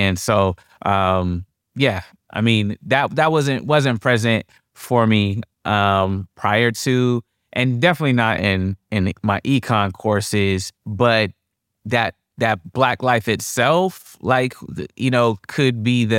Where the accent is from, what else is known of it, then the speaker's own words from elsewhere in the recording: Columbus, Ohio, United States; So I grew up in Columbus, Ohio.